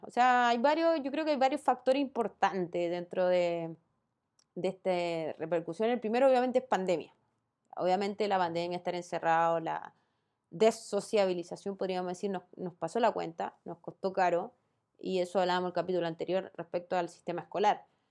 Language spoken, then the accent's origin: Spanish; Chile; No soy la única chilena en este país.